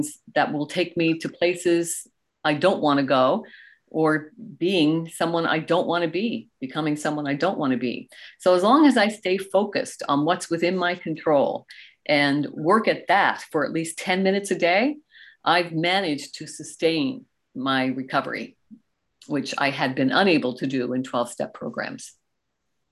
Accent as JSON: {"language": "English", "country": "Canada", "also_born_or_lived": "Goderich, Ontario", "said": "I am Canadian and I live in beautiful, the Canada's prettiest town, Goderich, Ontario"}